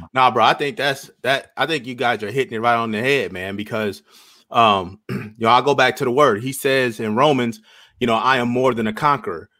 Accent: Iowa, United States; born and raised in Iowa

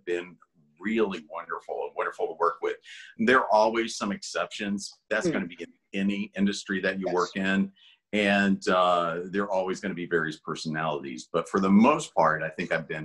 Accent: Hazard, Kentucky, United States; moved away; also born or lived in Los Angeles; I grew up in Hazard, Kentucky, which is a really small town in southeastern Kentucky, very isolated

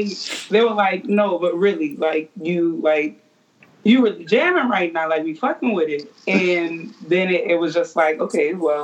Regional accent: New Orleans, Louisiana, United States; growing up in New Orleans, like, all we hear is music

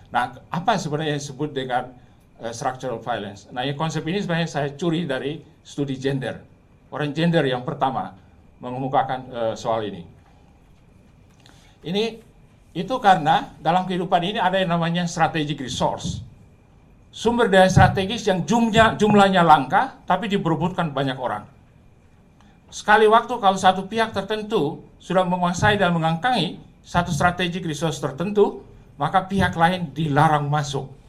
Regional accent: Ternate, North Maluku, Indonesia; Di kota saya di Ternate sana di ujung sana itu kalau saudara pergi ke Universitas Hairun, itu muslim sampai 98 persen.

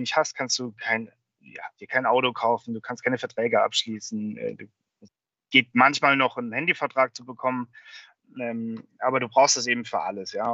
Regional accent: Germany; moved away as an adult; now in United States; als Deutsche

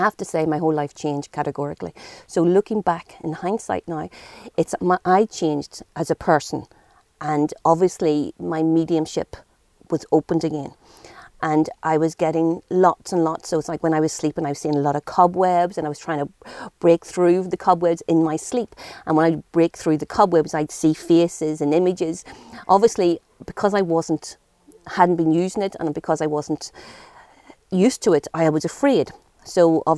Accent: Downpatrick, Northern Ireland, United Kingdom; now in Goatenbridge, Ireland; We were from Northern Ireland, so we're from Downpatrick.

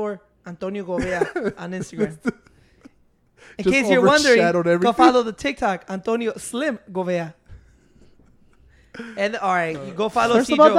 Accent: Bolingbrook, Illinois, United States; That's my hometown.

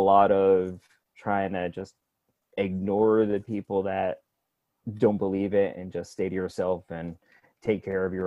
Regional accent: Connecticut, United States; now in Florida, United States; I am originally from Connecticut, back up north

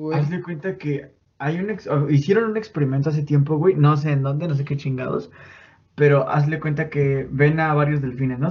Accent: Mexico

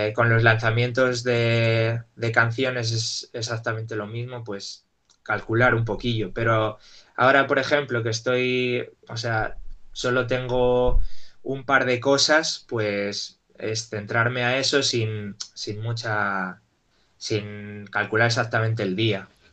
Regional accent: Salamanca, Castile and León, Spain; mi madre me llevó a una escuelita de pequeño ahí en Salamanca

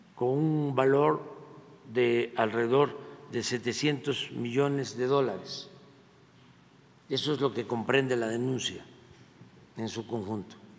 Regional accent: Mexico; nosotros los mexicanos

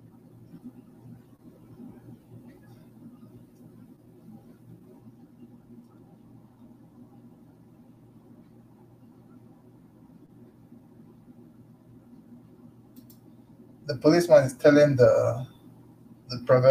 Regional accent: Lagos, Nigeria; also born or lived in Abia State; I grew up in Lagos, but I'm from Abia State

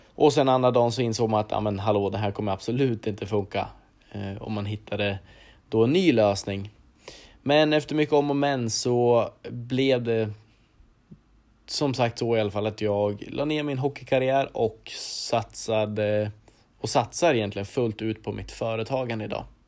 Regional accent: Arboga, Västmanland, Sweden; född och uppvuxen i Arboga där jag även idag bor

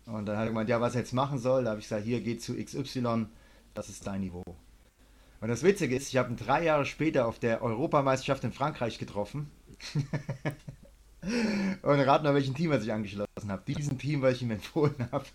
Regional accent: Germany; now in Thailand; Wir Deutsche klingen auch lustig, wenn wir Englisch sprechen

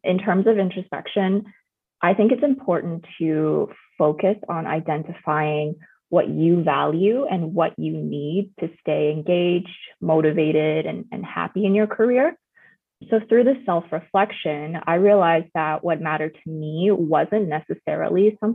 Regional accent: Vancouver, British Columbia, Canada; also born or lived in China; I'm a first generation immigrant from China, and I grew up in Vancouver

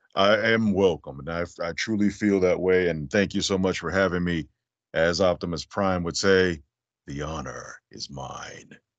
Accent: Las Vegas, Nevada, United States; I'm originally from Vegas

